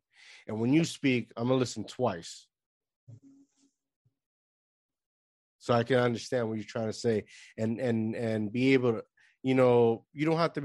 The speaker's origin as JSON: {"language": "English", "country": "Puerto Rico", "tie": "born or raised there", "said": "I grew up in Puerto Rico from the barrio."}